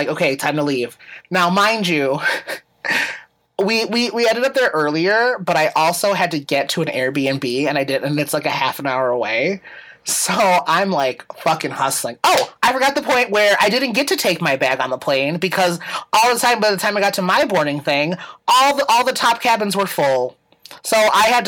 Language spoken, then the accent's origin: English; Chicago, Illinois, United States; I'm in Albany Park.